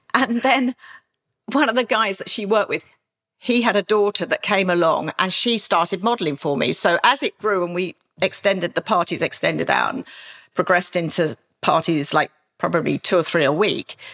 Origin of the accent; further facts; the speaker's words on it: Maidstone, South East England, United Kingdom; a very sort of back street area of Maidstone, my hometown